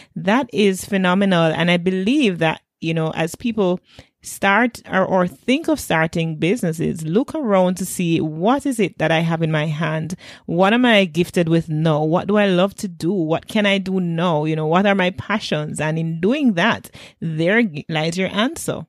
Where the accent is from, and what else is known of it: Jamaica